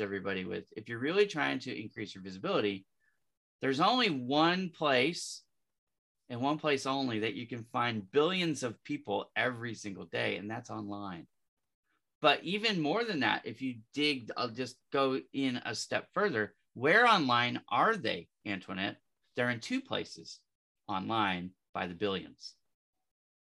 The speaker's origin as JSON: {"language": "English", "town": "Las Vegas", "region": "Nevada", "country": "United States", "tie": "born or raised there", "also_born_or_lived": "Texas / San Francisco Bay Area, California", "moved": "as an adult", "lives_now": "Los Angeles, United States", "said": "I grew up in Vegas"}